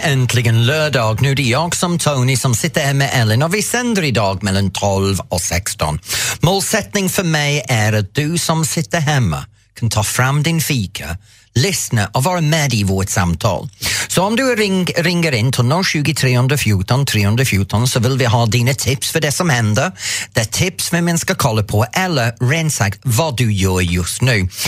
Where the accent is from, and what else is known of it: England, United Kingdom; Swedish is a second language; now in Sweden